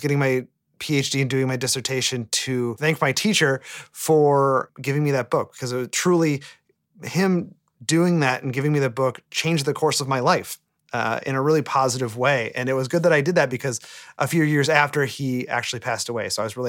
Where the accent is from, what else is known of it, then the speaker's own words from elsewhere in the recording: Sturgeon Bay, Wisconsin, United States; moved away; I was born and raised in Sturgeon Bay, Wisconsin. It's a small town on the lakeshore of Lake Michigan, about 45 minutes from Green Bay, but really about three and a half hours from a truly major city